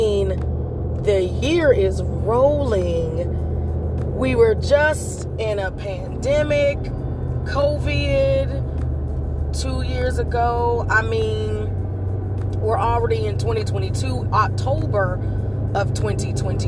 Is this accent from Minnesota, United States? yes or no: no; High Point, North Carolina, United States; born and raised in High Point, North Carolina